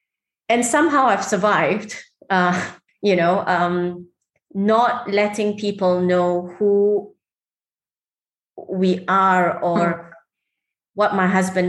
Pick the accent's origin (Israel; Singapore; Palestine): Singapore; now in Dubai, United Arab Emirates; I mean, I'm Singaporean. I lived in Singapore.